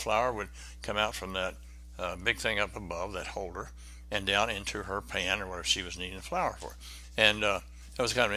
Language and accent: English; Benton, Arkansas, United States; moved away; I went back to my hometown, Benton, Arkansas